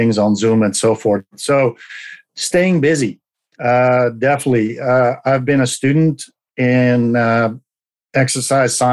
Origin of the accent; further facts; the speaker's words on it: Belgium; moved away as an adult; now in Oregon, United States; I'm originally from Belgium, where I was a medic for the commandos and the military forces